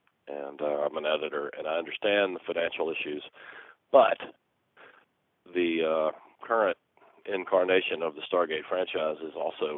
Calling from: Atlanta, Georgia, United States; I'm calling from Atlanta, Georgia.

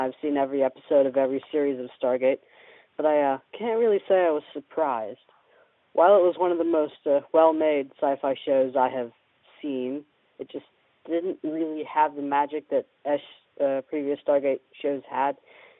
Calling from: Florida, United States; Hey, guys. … from Florida, and I'm calling about the recent cancellation of SGU.

